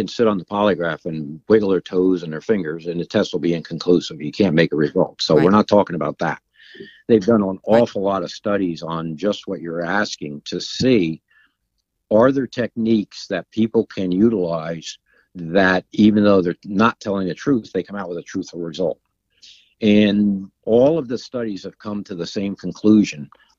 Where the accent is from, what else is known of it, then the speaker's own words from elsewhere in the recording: United States; Sussex County.